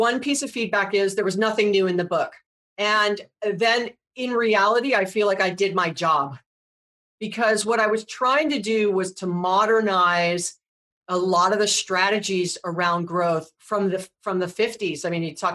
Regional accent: Hawaii, United States; I was born and raised in Hawaii

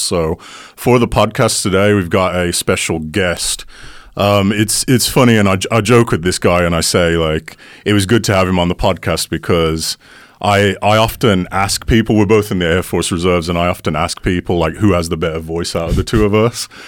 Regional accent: United Kingdom; accent: British; I had a British accent

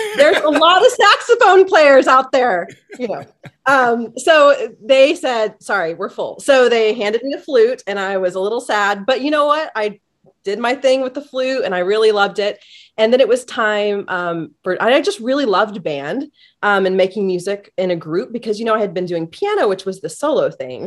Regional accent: Kokomo, Indiana, United States; I grew up in Kokomo, Indiana, about an hour north of Indianapolis

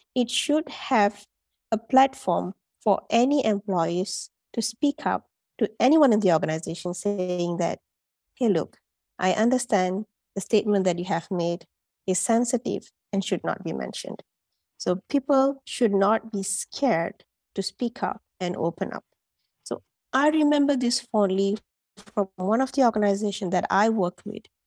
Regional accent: Malaysia; moved away as an adult; also born or lived in United Arab Emirates; now in Dubai, United Arab Emirates; I'm a Malaysian, and like I've mentioned, I'm currently living in the U A E for the past three years

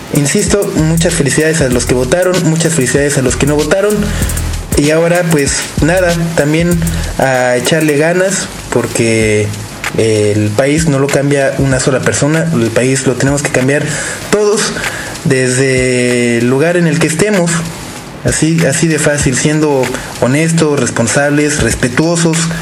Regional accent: Mexico; no poder estar en México, no poder votar, no poder eh, estar al pendiente de lo que sucede en mi país.

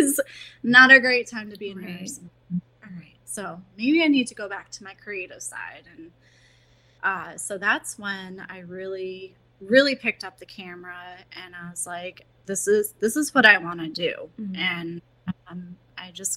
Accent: United States; I grew up in Columbia County. That's where I live now.

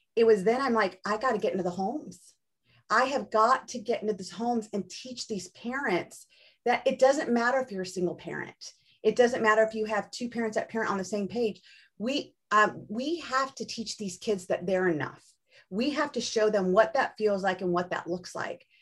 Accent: Orange County, Southern California, United States; I grew up in Southern California too, in Orange County

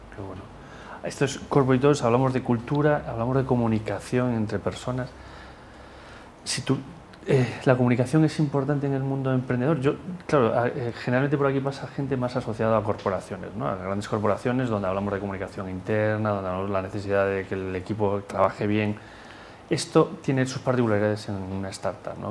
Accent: Galicia, Spain; yo soy gallego

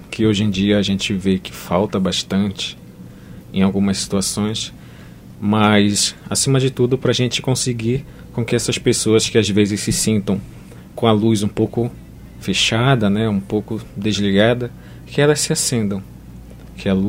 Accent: Belém, Pará, Brazil; Eu sou lá de Belém do Pará.

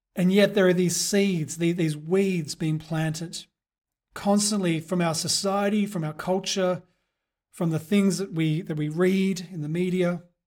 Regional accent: Perth, Western Australia, Australia; moved away; back in my hometown of Perth

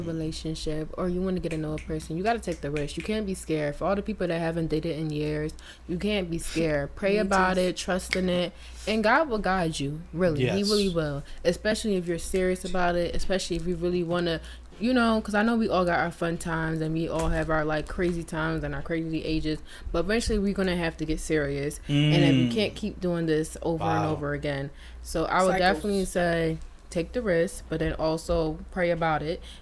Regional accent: Nigeria; I'm Nigerian

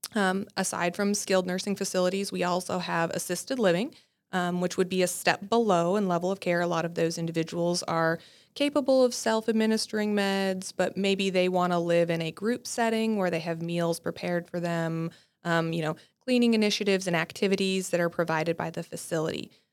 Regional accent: North Dakota, United States; moved away as an adult; also born or lived in Nebraska / Ohio; I'm actually from North Dakota

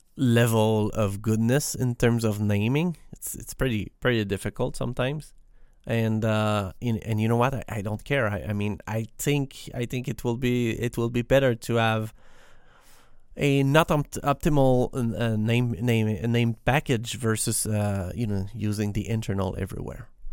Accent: Quebec, Canada; English is a second language; I am not a native English speaker. I am, I am from Quebec in Canada, and we speak French in here

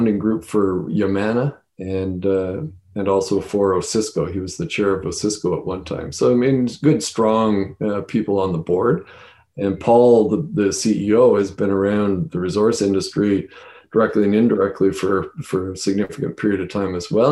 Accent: Northern Ontario, Canada; I'm from Northern Ontario originally

